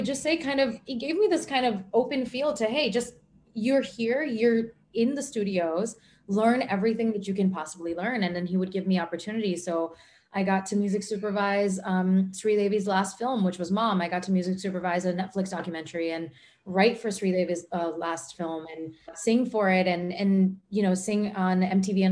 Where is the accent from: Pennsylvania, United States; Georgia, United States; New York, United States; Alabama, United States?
New York, United States; New York City; I'm American born and New York City born.